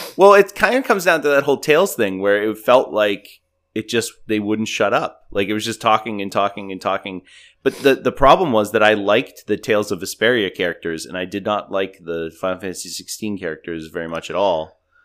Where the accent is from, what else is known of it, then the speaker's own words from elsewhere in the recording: New England, Massachusetts, United States; I'm from New England